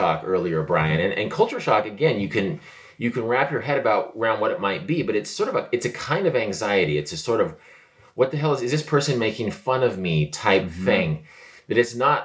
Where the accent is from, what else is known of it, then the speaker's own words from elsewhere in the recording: United States; also born or lived in Korea; I'm an American